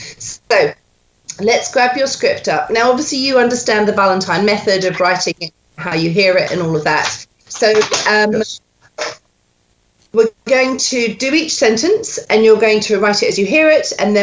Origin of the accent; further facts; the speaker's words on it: Scotland, United Kingdom; born there; accent: Scots; I was born in Scotland.